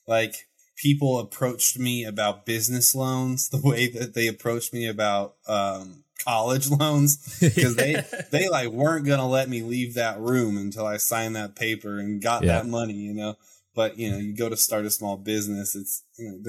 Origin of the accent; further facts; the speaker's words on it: Terre Haute, Indiana, United States; moved away as an adult; also born or lived in Bloomington, Indiana / Colorado; now in Idaho, United States; I grew up in the armpit of Indiana, Terre Haute.